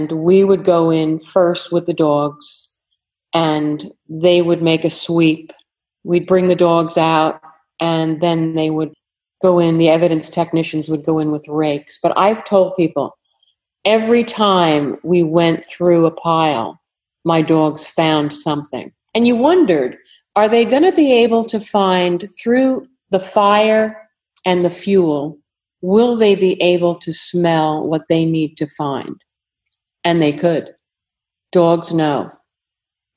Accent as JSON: {"language": "English", "region": "New York", "country": "United States", "also_born_or_lived": "Fredericksburg, Virginia", "accent": "New York", "moved": "yes", "said": "I'm from New York originally"}